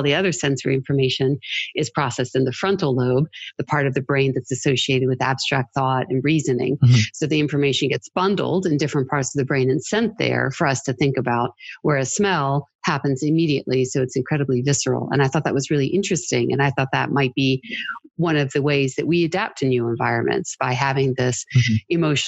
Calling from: Lexington, Kentucky, United States; Lexington, Kentucky, where it's currently snowing.

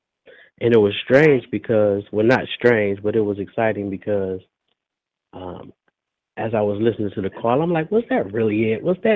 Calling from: Detroit, Michigan, United States; Okay. I'm calling from Detroit.

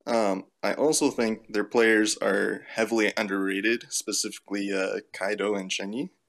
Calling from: North Bay, Ontario, Canada; Um, near North Bay, Ontario, Canada.

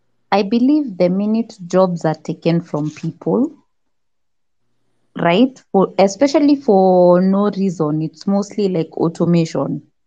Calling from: Nairobi, Kenya; I'm talking from Nairobi, Kenya.

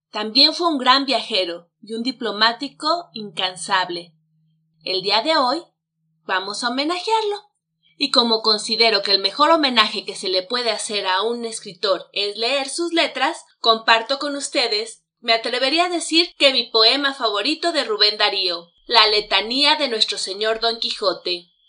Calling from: Mexico City, Mexico; Hola, ¿qué tal? … los saludo desde la Ciudad de México.

